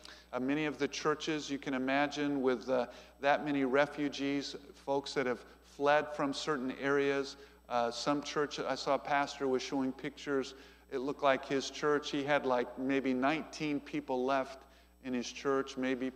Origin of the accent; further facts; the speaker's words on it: United States; I'm from America.